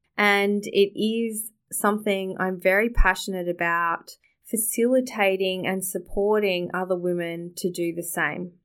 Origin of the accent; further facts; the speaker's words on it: Australia; Growing up in Australia